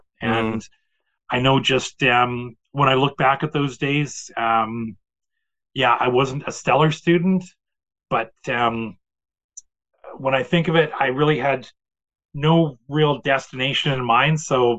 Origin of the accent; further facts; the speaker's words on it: Portage la Prairie, Manitoba, Canada; I came from Portage, which has a population of 13,000, and I think the U of M at that time had a population of 25,000.